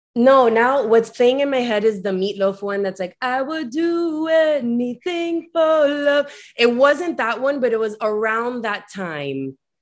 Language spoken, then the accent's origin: English; Miami, Florida, United States; also born or lived in New York City, United States; I'm from Miami proper, uh, but only first generation Miami